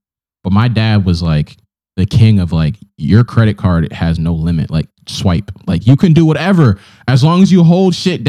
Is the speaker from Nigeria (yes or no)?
yes; Nigeria; now in United States; we're both Nigerian, Efi.